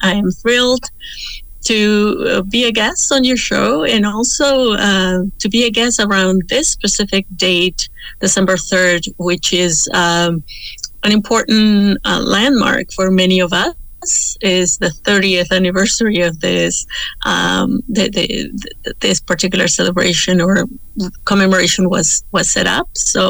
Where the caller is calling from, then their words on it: Toronto, Ontario, Canada; The Mohawk War for the city is Tacaronto, and many of us know it as Toronto